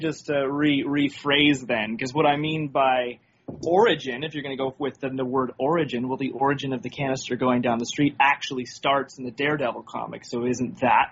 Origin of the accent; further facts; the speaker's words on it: Canada; I think I'm the only Canadian here.